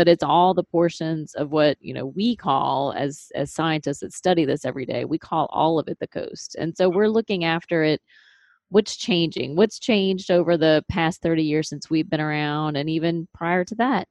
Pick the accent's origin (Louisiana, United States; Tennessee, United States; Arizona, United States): Louisiana, United States; Metairie; I'm a lifelong New Orleanian. I actually grew up in Metairie on Lake Pontchartrain